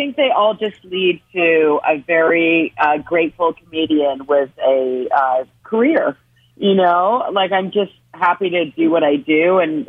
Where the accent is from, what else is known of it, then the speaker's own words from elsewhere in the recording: Ontario, Canada; I'm from Ontario, and everything is just being shut down there.